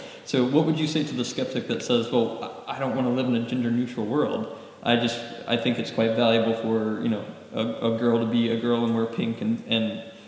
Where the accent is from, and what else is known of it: the Southern United States, United States; born or raised there